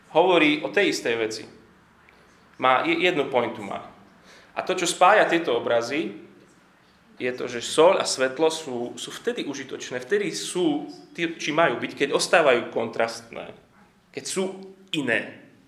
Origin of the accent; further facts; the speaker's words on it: Slovakia; Vyrastali sme na Slovensku, niektorí ešte, ešte za komunizmu